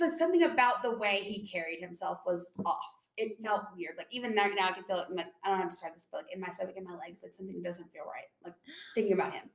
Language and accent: English; Tennessee, United States; I'm from Tennessee.